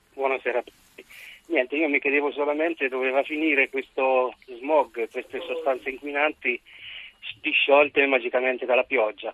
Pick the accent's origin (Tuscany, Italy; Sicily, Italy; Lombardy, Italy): Lombardy, Italy; Bergamo; io sono di Bergamo